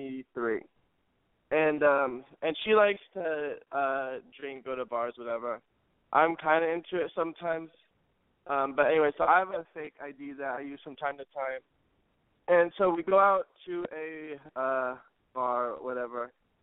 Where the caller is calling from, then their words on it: California, United States; And I'm from the Bay Area.